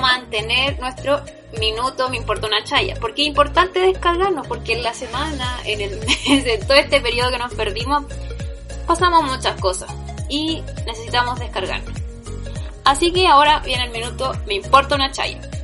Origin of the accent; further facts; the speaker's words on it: Chile; no soy de acá, soy de Chile, un país que nadie conoce